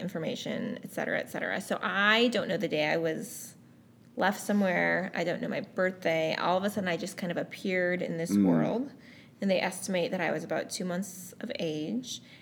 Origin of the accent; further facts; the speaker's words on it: Grand Rapids, Michigan, United States; also born or lived in Daegu, South Korea; now in Indiana, United States; I grew up in Grand Rapids